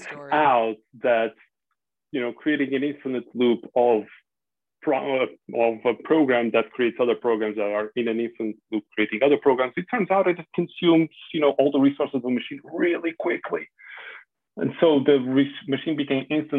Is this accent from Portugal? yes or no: yes; Portugal; moved away as an adult; also born or lived in Spain; now in Netherlands; I'm Portuguese, born and raised. I studied there, and I started my career in Portugal